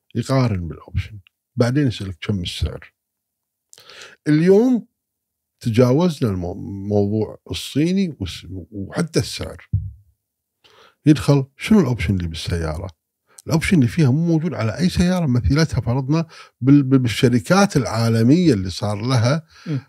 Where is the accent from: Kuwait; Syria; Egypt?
Kuwait; انا كويتي